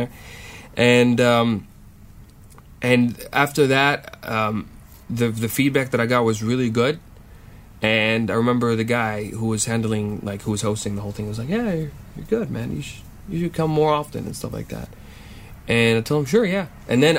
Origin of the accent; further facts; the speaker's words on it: Saudi Arabia; moved away as an adult; also born or lived in Austin, Texas; I'm a student at UT Austin Geophysics Department from Saudi Arabia